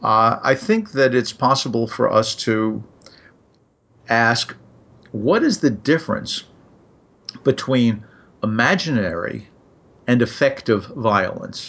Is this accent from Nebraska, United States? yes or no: no; New York City, New York, United States; I grew up in New York, and I got to go to Coney Island sort of whenever I felt like it